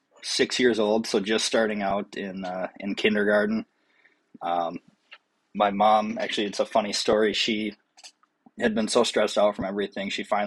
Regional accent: Rosemount, Minnesota, United States; I'm originally from Rosemount, Minnesota, which is just a little bit south of the Twin Cities.

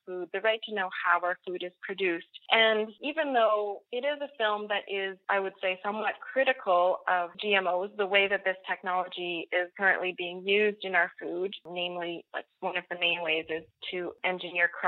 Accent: Nova Scotia, Canada; I'm French-Canadian and I grew up in Nova Scotia, which is the easternmost province

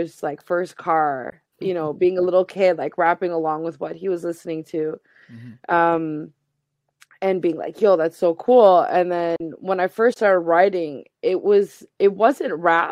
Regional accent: Halifax, Nova Scotia, Canada; growing up in Halifax with a visibly Muslim family

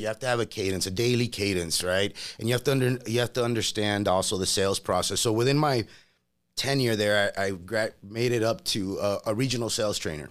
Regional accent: Laredo, Texas, United States; English is a second language; moved away as an adult; also born or lived in Monterrey, Mexico; now in Las Vegas, United States; I grew up in Laredo, Texas

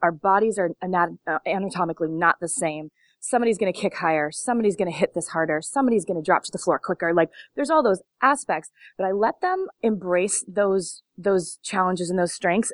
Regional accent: Long Beach, California, United States; I grew up in Long Beach

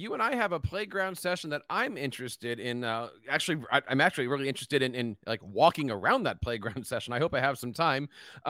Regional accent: Philadelphia, Pennsylvania, United States; It's going to be happening in my hometown of Philadelphia.

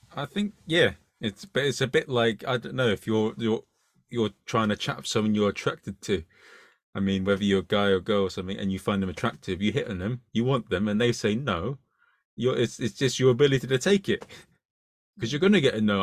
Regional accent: United Kingdom; I'm British

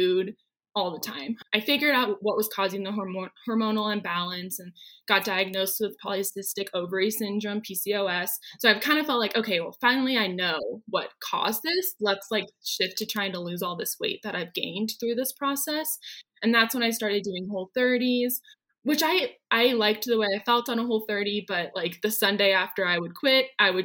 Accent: Oregon, United States; moved away as an adult; now in Denver, United States; I'm originally from Oregon

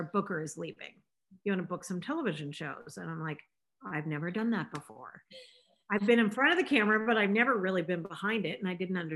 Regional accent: Los Angeles, California, United States; I grew up in Los Angeles, California

